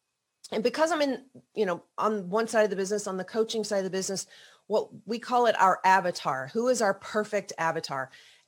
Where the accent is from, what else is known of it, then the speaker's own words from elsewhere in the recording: the South, United States; I always, again, growing up in the South, thought that, oh, you know, like you just have to make everybody happy.